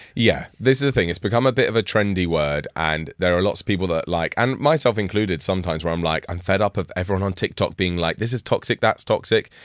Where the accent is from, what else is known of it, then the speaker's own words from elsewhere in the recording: United Kingdom; I'm, I'm British.